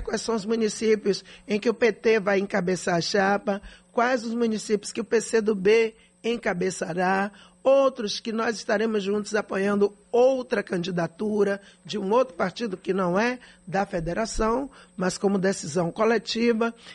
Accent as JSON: {"language": "Portuguese", "town": "Salvador", "region": "Bahia", "country": "Brazil", "tie": "born or raised there", "said": "eu não sou nascida e criada em Salvador, como diz o povo, né? Eu nasci em favela, eu vivi o drama que a grande maioria da população soteropolitana vive"}